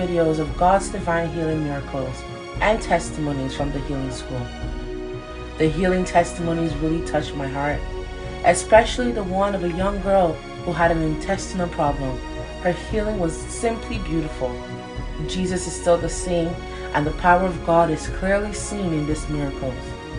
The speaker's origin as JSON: {"language": "English", "country": "United States", "said": "I am from the United States of America."}